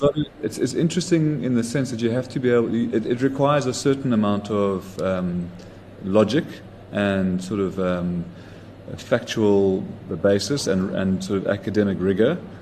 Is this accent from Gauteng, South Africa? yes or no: yes; Johannesburg, Gauteng, South Africa; also born or lived in Zimbabwe / Sydney, Australia; basically spent most of my childhood in Joburg.